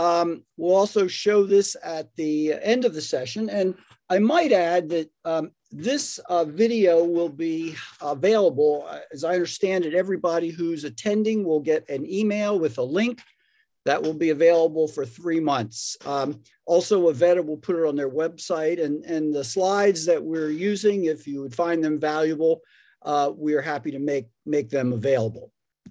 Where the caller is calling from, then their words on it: Raleigh, North Carolina, United States; I'm joining you from Raleigh, North Carolina, and Ed's coming from Atlanta.